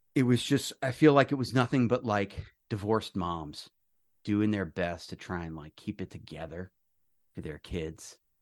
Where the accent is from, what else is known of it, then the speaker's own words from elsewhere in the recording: New York, United States; moved away; also born or lived in Coral Springs, Florida; I'm a native new yorker